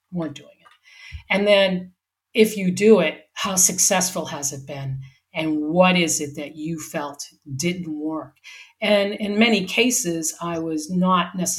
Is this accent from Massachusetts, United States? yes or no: yes; Boston, Massachusetts, United States; also born or lived in Wyoming; now in San Diego, United States; I grew up in Boston where it went from hot, humid summers to wicked cold, windy, wet winters